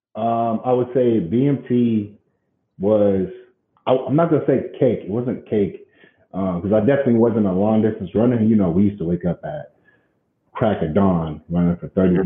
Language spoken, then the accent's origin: English; Colorado Springs, Colorado, United States; also born or lived in Fountain, Colorado; we moved from Fountain, Colorado. I went to a high school out there